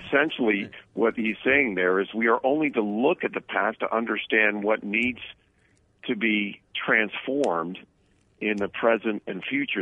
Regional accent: New Jersey, United States; moved away; I came from New Jersey

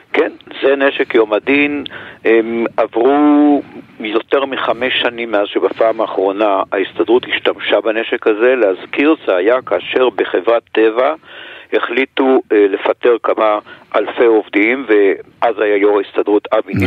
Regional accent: Jerusalem, Jerusalem District, Israel; כירושלמי, כיליד העיר הזאת

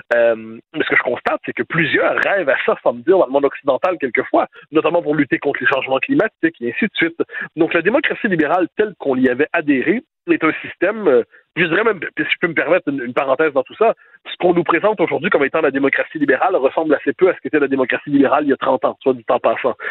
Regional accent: Quebec, Canada; quand on est Québécois

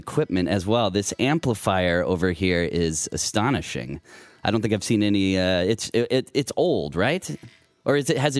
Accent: Mitchell, South Dakota, United States; moved away; also born or lived in Sioux Falls, South Dakota; I'm actually originally from South Dakota

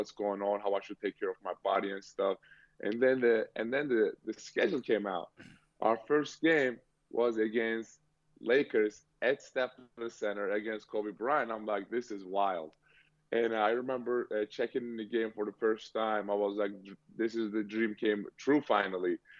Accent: Turkey; now in Boston, United States; Well, I grew up in Turkey

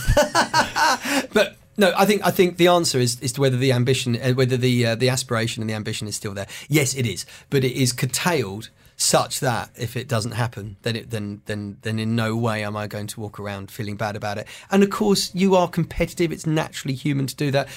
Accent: United Kingdom; I'm a comedian from Britain

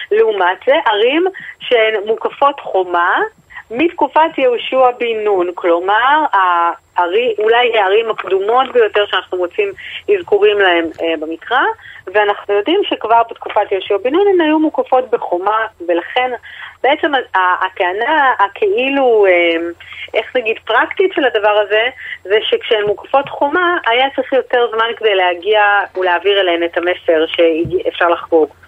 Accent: Tel Aviv, Tel Aviv District, Israel; אנחנו כולנו תל אביבים, רחמנא ליצלן, או

